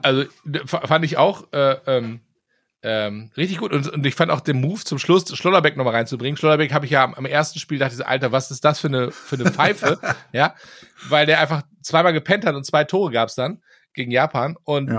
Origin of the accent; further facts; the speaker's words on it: Germany; als Deutscher